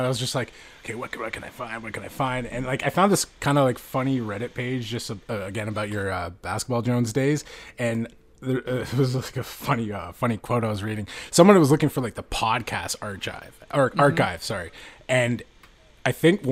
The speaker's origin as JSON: {"language": "English", "town": "Toronto", "region": "Ontario", "country": "Canada", "said": "we are naturally from Toronto"}